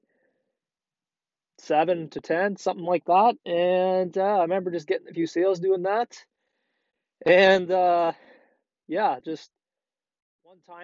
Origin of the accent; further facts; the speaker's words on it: Prince Edward Island, Canada; now in Ontario, Canada; PEI, that's where originally we're from. And we lived there for a while. I lived there for about 10 years of my life and really enjoyed it down there when I was younger.